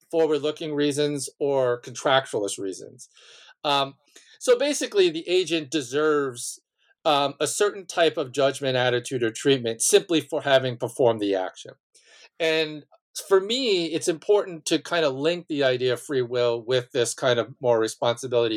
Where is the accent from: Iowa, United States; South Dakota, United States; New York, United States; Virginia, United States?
New York, United States; Malverne; was born and raised on Long Island um, in a small town named Malvern.